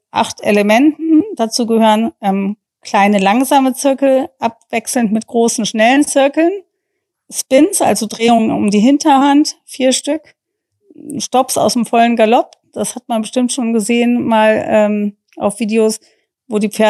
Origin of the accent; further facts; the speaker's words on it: Germany; dass wir als Deutsche das vorstellen durften, obwohl ja eigentlich Reining seine Heimat in den USA hat.